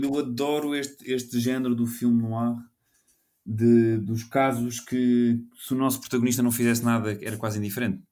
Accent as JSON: {"language": "Portuguese", "country": "Portugal", "said": "sendo português"}